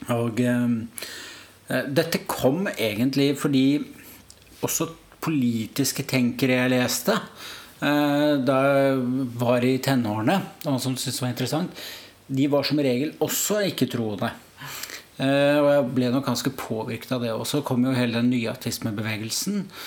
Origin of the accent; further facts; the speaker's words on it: Oslo, Norway; kommer fra Oslo